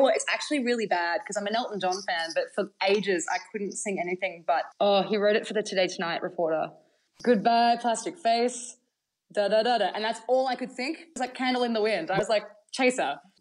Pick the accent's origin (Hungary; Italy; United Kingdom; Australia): Australia; Bathurst, New South Wales; I'm from Bathurst, New South Wales